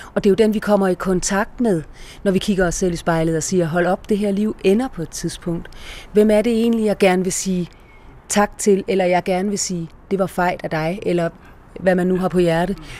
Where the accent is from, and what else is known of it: Denmark